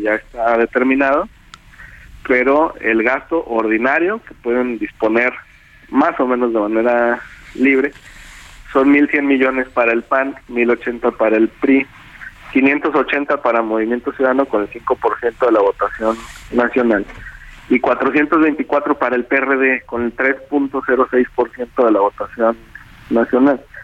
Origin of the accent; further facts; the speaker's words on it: Jalisco, Mexico; yo soy de Jalisco